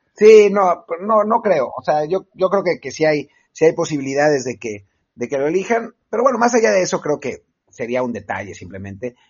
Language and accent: Spanish; Mexico; como mexicano en Europa